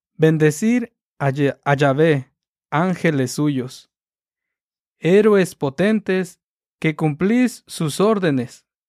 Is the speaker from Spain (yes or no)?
no; Cherán, Michoacán, Mexico; Del mismo pueblo de allá donde yo soy, de Cherán.